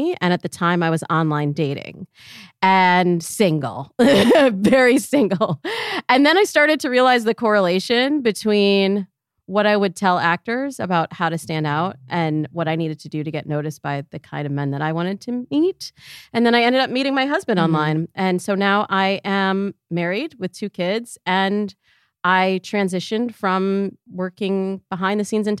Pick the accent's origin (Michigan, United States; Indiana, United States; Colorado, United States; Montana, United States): Michigan, United States; now in Los Angeles, United States; So I'm from Michigan originally. And I am the product of a marriage between a Black woman and a white Jewish man. So I grew up kind of a unicorn in Michigan